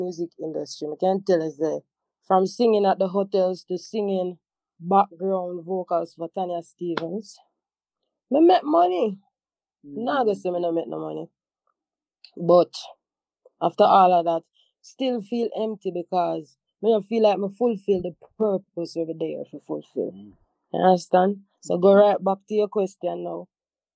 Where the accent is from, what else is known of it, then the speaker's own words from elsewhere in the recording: Montego Bay, Saint James, Jamaica; I had to go back to Montego Bay, to my home, my hometown, my mother house.